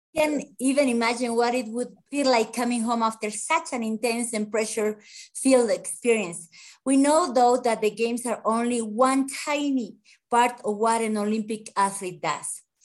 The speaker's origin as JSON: {"language": "English", "country": "Bolivia", "said": "from Bolivia, a sports journalist"}